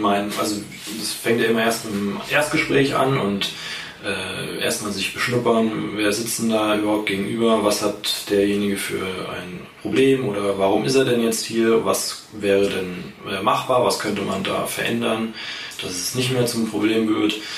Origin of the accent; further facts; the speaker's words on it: Schlüchtern, Hesse, Germany; ich hier in Schlüchtern äh, groß geworden bin